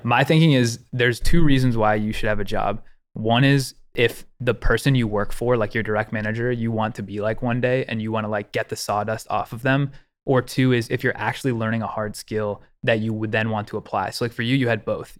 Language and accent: English; Ohio, United States; I grew up in Ohio